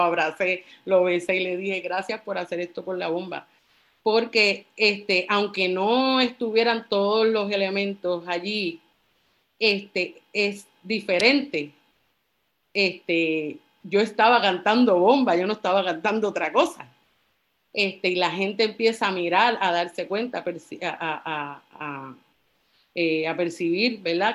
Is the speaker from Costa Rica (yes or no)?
no; Carolina, Puerto Rico; also born or lived in San Juan; fui nacida y criada en Carolina